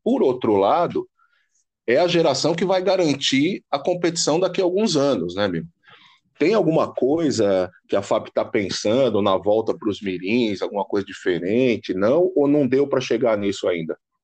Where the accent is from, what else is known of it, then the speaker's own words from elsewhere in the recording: ABC Paulista, São Paulo, Brazil; Eu sou do ABC